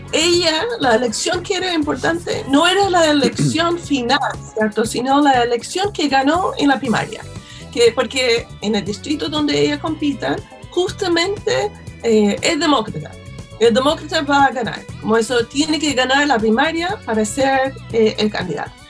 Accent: United States; now in Chile; yo soy estadounidense

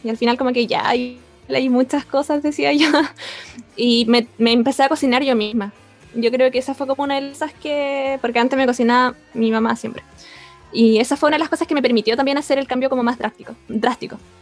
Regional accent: Concepción, Biobío, Chile; Nacida y crecida en Concepción.

